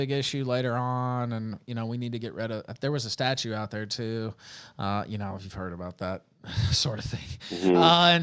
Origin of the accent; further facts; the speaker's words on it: West Memphis, Arkansas, United States; accent: southern; I was born in Memphis, Tennessee, and lived right across the river in West Memphis, Arkansas.